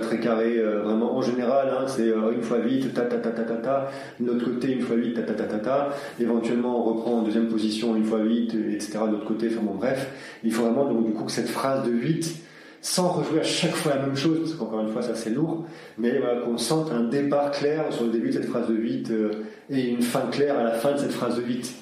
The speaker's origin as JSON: {"language": "French", "town": "Aix-en-Provence", "region": "Provence-Alpes-Côte d'Azur", "country": "France", "tie": "born or raised there", "also_born_or_lived": "Sweden", "said": "originaire de Suède, mais euh, j'ai grandi à Aix-en-Provence, autour d'Aix-en-Provence depuis de nombreuses années"}